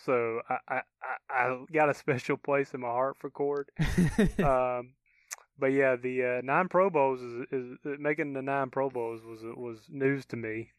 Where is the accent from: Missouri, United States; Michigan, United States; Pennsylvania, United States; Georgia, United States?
Georgia, United States; accent: southern; Well, sometimes my real southern accent kicks in because I'm, you know, from central Georgia.